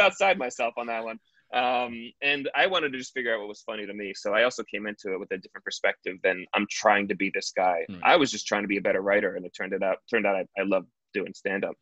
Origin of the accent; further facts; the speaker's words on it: United States; being an American